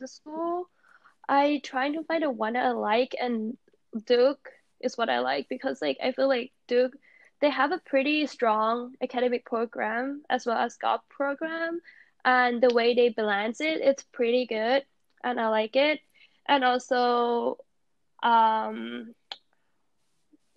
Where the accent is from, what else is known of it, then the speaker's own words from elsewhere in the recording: Thailand; now in United States; I came from Thailand